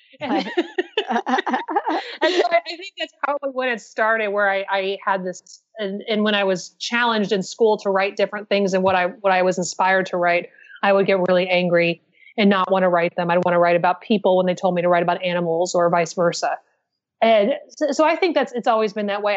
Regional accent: Pacific Northwest, United States; now in New York City, United States; I'm from the Pacific Northwest myself

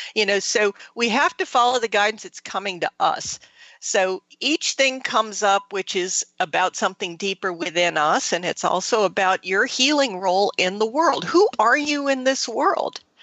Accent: Thailand; moved away; I grew up in Southeast Asia. I grew up in Thailand

